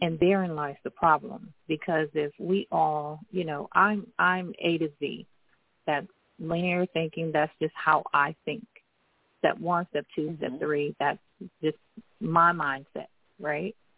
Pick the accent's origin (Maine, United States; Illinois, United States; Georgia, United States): Illinois, United States; Chicago; I was born in Chicago.